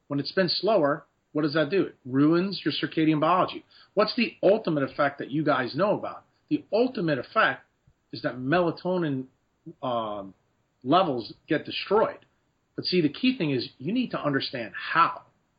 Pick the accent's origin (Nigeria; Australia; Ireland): Ireland; because, you know, I am Irish and have a lot of freckles.